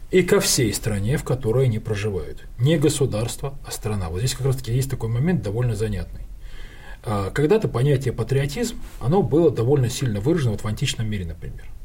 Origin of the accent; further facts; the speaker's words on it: Khabarovsk, Khabarovsk Krai, Russia; born there; also born or lived in Kharkiv, Ukraine / Petropavl, Kazakhstan / Ganja, Azerbaijan; То есть я жил в Харькове, я родился в Хабаровске, я жил, кстати, в Северном Казахстане, это вот э, Петропавловск казахский, жил в Кировабаде, это нынешняя Гянджа.